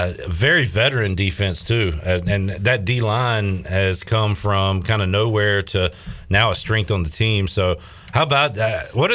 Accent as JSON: {"language": "English", "town": "Winterville", "region": "North Carolina", "country": "United States", "tie": "born or raised there", "said": "from Winterville. I was born in Winterville."}